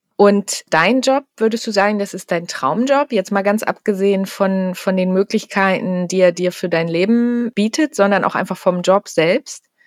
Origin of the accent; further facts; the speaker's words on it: Hamburg, Germany; ich komme ja selber aus Hamburg